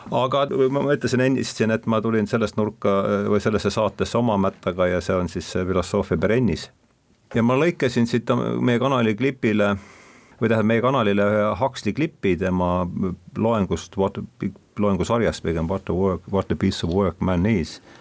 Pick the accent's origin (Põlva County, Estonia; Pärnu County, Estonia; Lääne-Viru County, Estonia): Lääne-Viru County, Estonia; Rakvere; olen pärit Rakverest